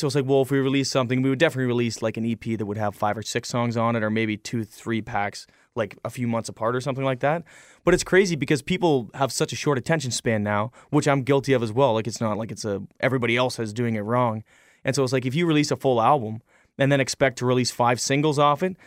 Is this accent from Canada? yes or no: yes; Canada; We, we spend our whole lives in Canada